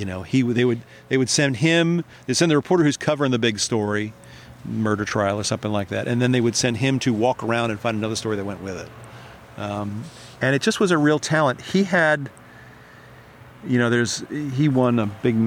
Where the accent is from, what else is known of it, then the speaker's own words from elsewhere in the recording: Ocean City, Maryland, United States; now in Annapolis, United States; growing up in Ocean City as a kid